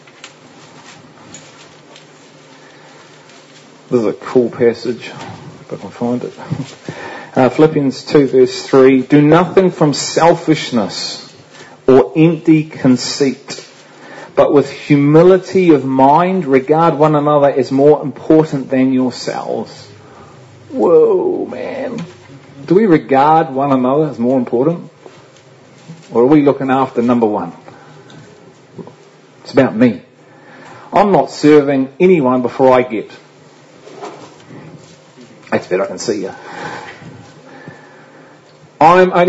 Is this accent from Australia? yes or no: no; England, United Kingdom; And I'm English too